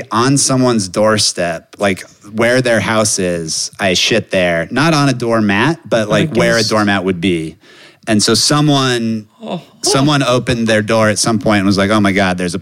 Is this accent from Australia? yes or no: no; Colorado, United States; now in New York City, United States; growing up in Colorado, I was in a small town in Colorado